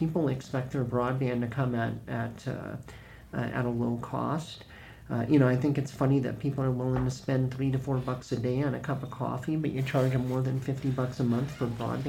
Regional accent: South Dakota, United States; moved away as an adult; also born or lived in Seattle; now in Missoula, United States; I was born and raised in South Dakota. I went away to college and studied literature. Lived in Seattle in the mid 90s.

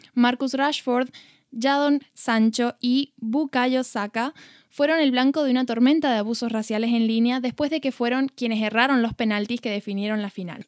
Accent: Argentina; soy argentina

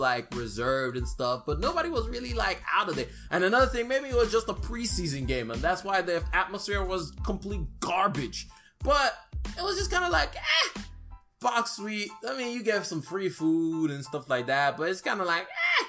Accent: Birmingham, Alabama, United States; I grew up in Birmingham, Alabama

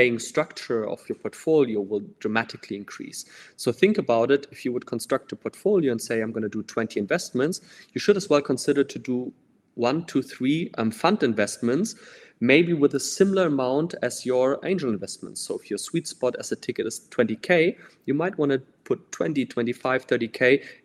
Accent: Denmark; I'm from Denmark

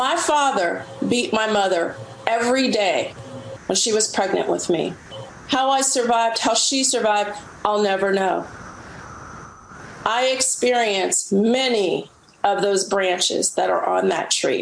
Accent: Cincinnati, Ohio, United States; now in Washington, D.C., United States; I grew up in Cincinnati, Ohio

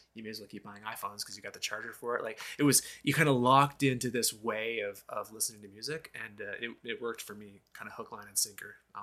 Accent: Moncton, New Brunswick, Canada; in my hometown of Moncton, New Brunswick, uh, Canada

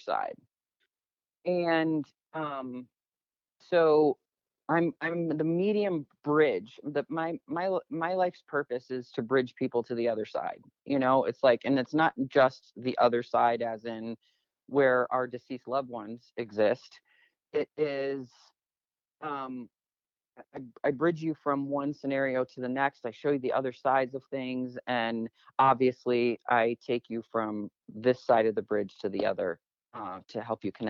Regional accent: Michigan, United States; moved away as an adult; also born or lived in Phoenix, Arizona; now in Sedona, United States; I grew up in Michigan, moved here in 1990

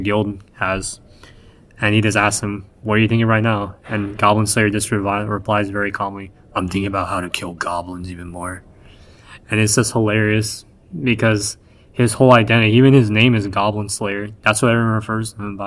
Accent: United States; becoming a manga artist as an American

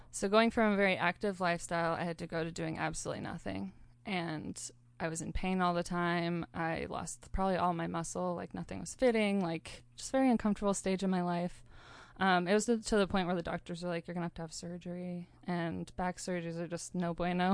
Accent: Sandpoint, Idaho, United States; moved away as an adult; also born or lived in Mission Viejo, California / Spokane, Washington; now in Seattle, United States; when I was about four, about to turn five, we moved to the beautiful Sandpoint, Idaho. Um, and that's where my youngest sister Holly was born. And we've all grown up here

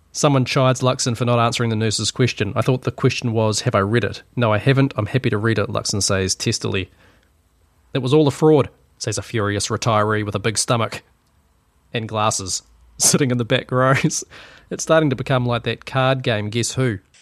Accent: New Zealand; being a New Zealander

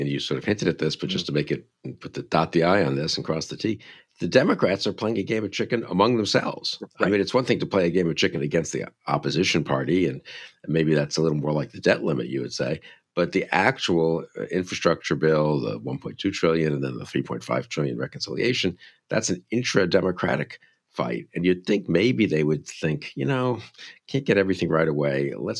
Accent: New York City, New York, United States; I grew up in New York City. We didn't even know what cars were, really, just subways, you know.

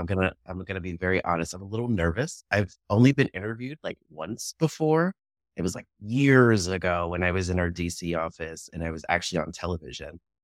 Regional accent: Lancaster County, Virginia, United States; also born or lived in Richmond, Virginia / Washington, D.C.; in two thousand one, we moved out to, uh, a little county called Lancaster County. I like to call it in the middle of nowhere because it, it pretty much was. and I spent my middle school and high school years there

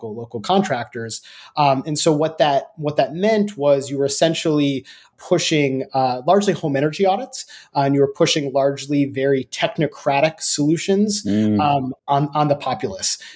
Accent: United States; we're American.

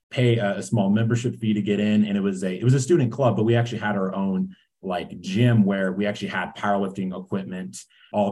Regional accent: Iowa, United States; moved away as an adult; now in Boulder, United States; I'm originally from Iowa. I moved out here with my wife in 2019

